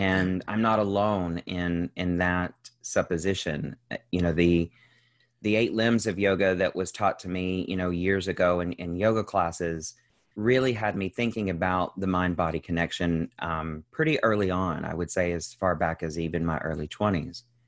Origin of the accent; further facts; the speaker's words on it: central Kentucky, United States; now in Los Angeles, United States; I'm originally from Kentucky, um, as is most of the generations back as far as we can tell. Um, I grew up to, in a very young family to two teenage parents who were working class people, um, in, in central Kentucky.